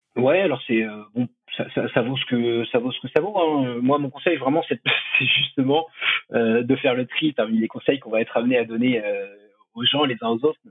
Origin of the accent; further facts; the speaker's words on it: Choletais, Pays de la Loire, France; also born or lived in Shanghai, China; now in La Rochelle, France; je viens du Choletais à la base pas très loin de Nantes. Aujourd'hui, j'habite à La Rochelle